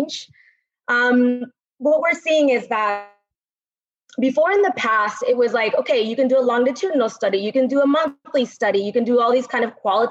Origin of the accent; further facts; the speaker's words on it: Caracas, Capital District, Venezuela; So I was born in Caracas, Venezuela